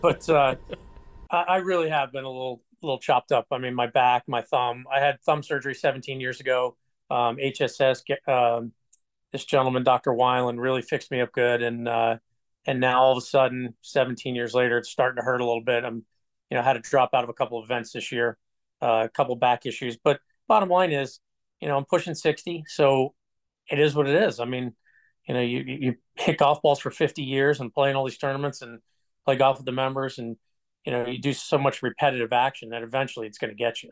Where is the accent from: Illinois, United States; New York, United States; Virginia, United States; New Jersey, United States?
New Jersey, United States; Hillsborough; also born or lived in Fort Smith, Arkansas / Howell, New Jersey; I was born in Fort Smith, Arkansas. We won't count that. We're just gonna, we, a year old, we moved right to Howell, New Jersey.